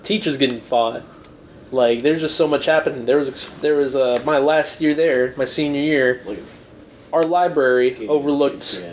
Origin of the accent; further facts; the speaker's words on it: Kansas City, Kansas, United States; we're from Kansas, all of us